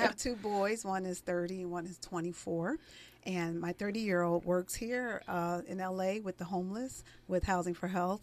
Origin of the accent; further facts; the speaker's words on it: East Orange, New Jersey, United States; I grew up in the inner cities of East Orange, New Jersey. I'm originally from New Jersey.